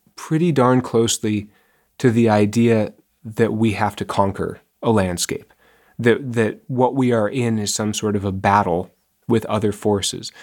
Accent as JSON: {"language": "English", "town": "Seattle", "region": "Washington", "country": "United States", "tie": "born or raised there", "moved": "as an adult", "said": "I grew up in Seattle"}